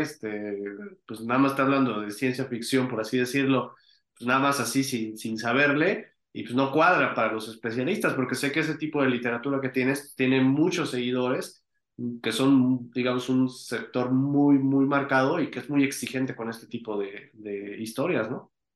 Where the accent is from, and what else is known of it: Mexico